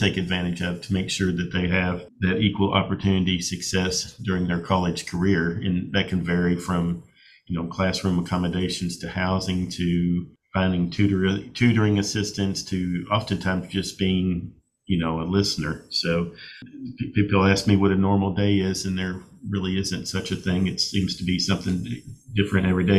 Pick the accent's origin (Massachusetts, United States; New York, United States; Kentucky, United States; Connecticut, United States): Kentucky, United States; Bowling Green; also born or lived in Lexington, Kentucky; I am from Bowling Green, Kentucky. I grew up here. We moved here when I was a little kid, when my father got a position at WKU. We moved from Lexington to Bowling Green. So I pretty much grew up here in the Bowling Green area